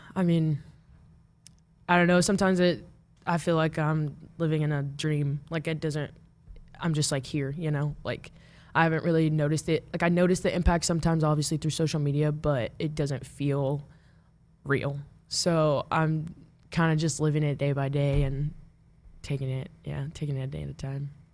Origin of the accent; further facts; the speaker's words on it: Omaha, Nebraska, United States; moved away; I grew up in Omaha